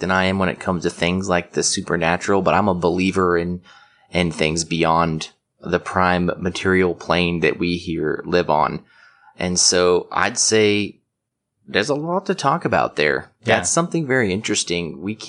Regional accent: Lake Stevens, Washington, United States; I'm from the Pacific Northwest.

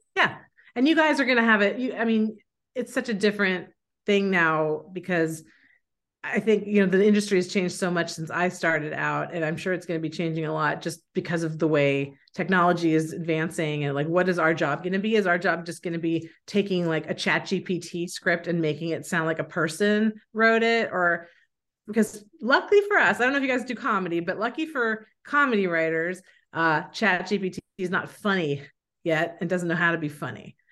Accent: San Francisco, California, United States; moved away as an adult; also born or lived in San Diego; now in New England, United States; I'm from San Francisco

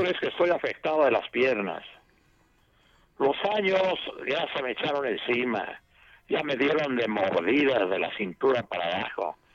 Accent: Mexico City, Mexico; yo aquí nací en la Ciudad de México

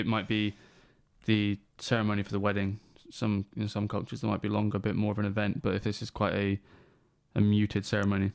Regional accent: England, United Kingdom; We're from England. Weather sucks.

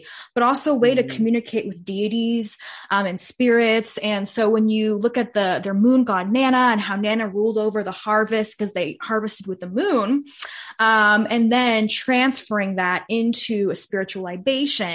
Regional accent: Bay Area, California, United States; I grew up in the Bay Area

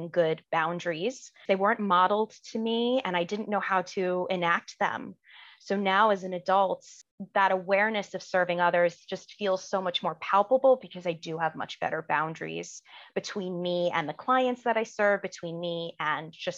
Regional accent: New York, United States; now in Washington, D.C. area, United States; I'm originally from New York, but now I live just outside Washington, D.C.

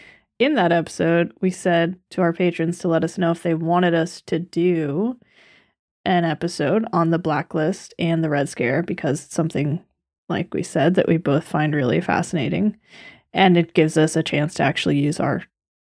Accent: United States; me, an American

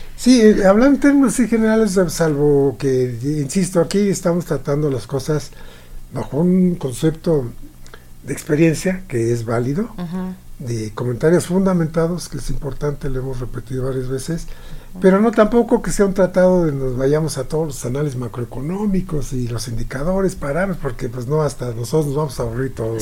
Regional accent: Mexico; nosotros como mexicanos

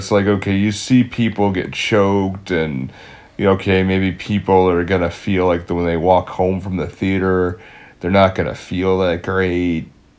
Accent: Fall River, Massachusetts, United States; we're from the Fall River, Mass area

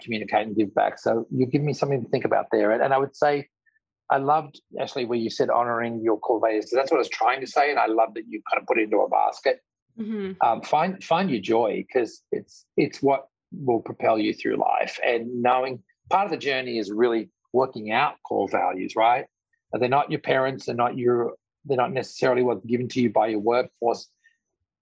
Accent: Australia; now in New York, United States; I'm an Australian living in New York, running a multi-billion-dollar company.

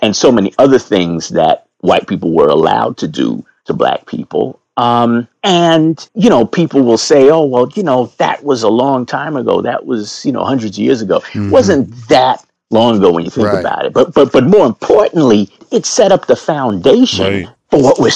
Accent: New York, United States; moved away as an adult; now in Philadelphia, United States; I was born and raised in New York. And I've been living in Philly for 20 years now.

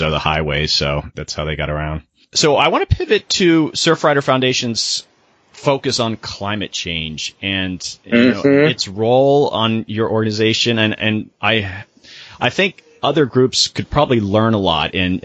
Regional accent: Sarasota, Florida, United States; I grew up in Florida on the beach in Sarasota

